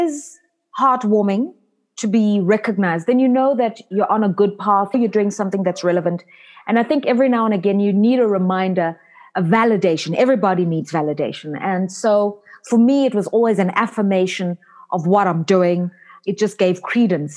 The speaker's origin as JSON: {"language": "English", "country": "South Africa", "tie": "born or raised there", "said": "I'm a South African born and raised."}